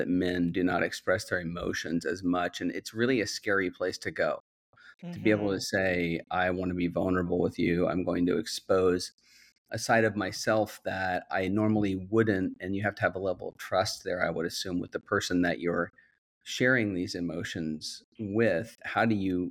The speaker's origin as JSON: {"language": "English", "region": "Midwest", "country": "United States", "tie": "born or raised there", "said": "I grew up in the Midwest"}